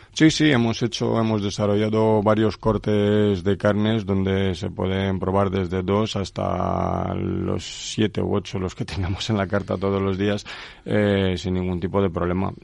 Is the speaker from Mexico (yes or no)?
no; Craiova, Dolj, Romania; Spanish is a second language; moved away as an adult; now in Tordesillas, Spain; Yo soy de Rumanía soy de una maravillosa ciudad que se llama Craiova. Nací ahí hace 44 años y desde hace 19 años pues eh, vivo aquí en España